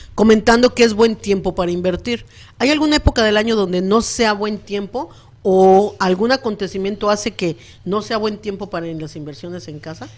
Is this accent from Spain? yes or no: no; Mexico City, Mexico; moved away; yo vengo de la Ciudad de México